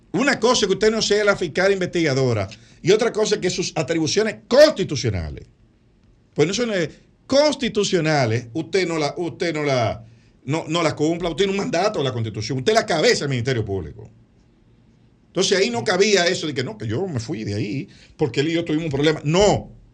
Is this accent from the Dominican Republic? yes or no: yes; Dominican Republic; como dominicano y como abogado